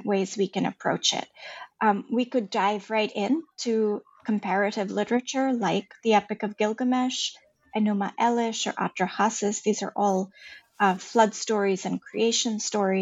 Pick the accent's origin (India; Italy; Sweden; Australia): India; moved away as an adult; also born or lived in Boston, United States; now in Silicon Valley, United States; I grew up in India. I grew up in the foothills of the Himalayas